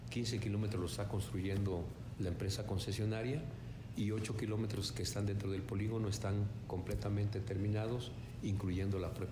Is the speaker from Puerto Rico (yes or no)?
no; Mexico; deberíamos estar preocupados todos como sociedad, como mexicanos, de hacerlo productivo.